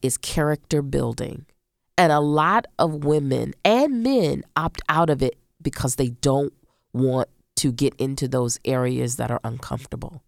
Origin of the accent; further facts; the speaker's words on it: Central Florida, United States; I grew up in Central Florida